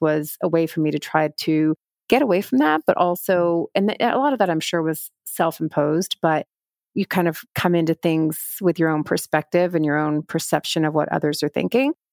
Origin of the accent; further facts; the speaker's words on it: Texas, United States; moved away as an adult; also born or lived in New York; I grew up in Texas at a time when I felt like I needed to fit